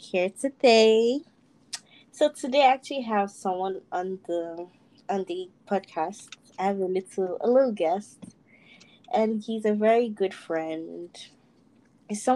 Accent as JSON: {"language": "English", "region": "Lagos", "country": "Nigeria", "tie": "born or raised there", "said": "all of us, because we're from Ajegunle"}